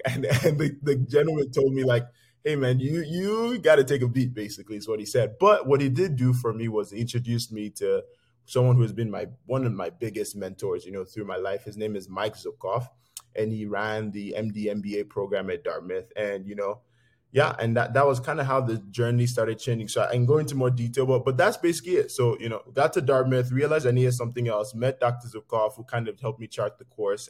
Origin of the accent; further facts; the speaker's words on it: Lagos, Nigeria; moved away; I grew up poor in, in Lagos